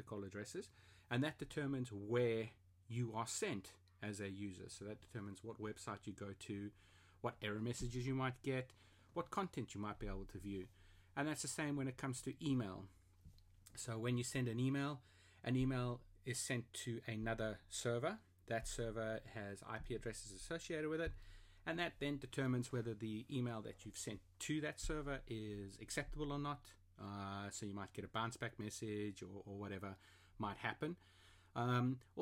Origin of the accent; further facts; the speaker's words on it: South Africa; also born or lived in Germany (heritage); now in London, United Kingdom; I'm a South African living in London of German heritage